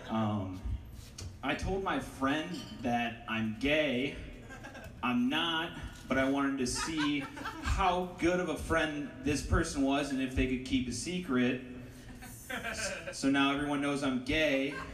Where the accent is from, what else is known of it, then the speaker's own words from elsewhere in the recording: Ohio, United States; It's nice to meet you. I, I'm from Ohio.